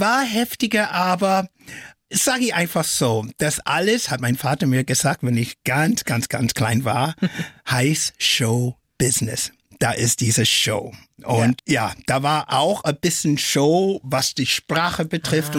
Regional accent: Flint, Michigan, United States; first language English; German is a second language; now in Germany; Aufgewachsen bin ich in der USA und in Deutschland.

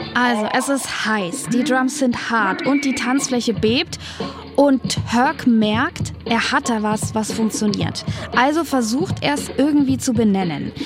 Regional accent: Nuremberg, Bavaria, Germany; in Nürnberg, da wo ich herkomme

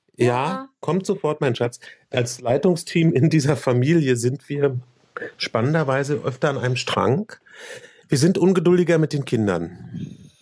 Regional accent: Berlin, Germany; auch in Berlin geboren

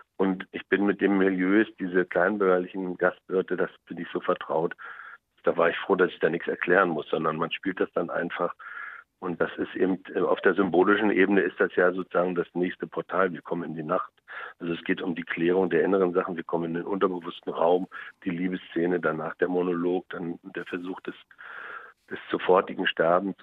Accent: Germany; ich bin ja in der DDR groß geworden

